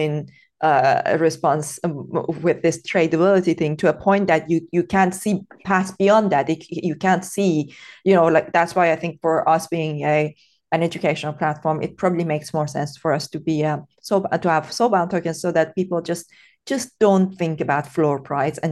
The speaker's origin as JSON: {"language": "English", "town": "Tehran", "region": "Tehran Province", "country": "Iran", "tie": "born or raised there", "second_language": "English", "said": "I grew up in Iran. I was born and brought up in Tehran during the Iran-Iraq war"}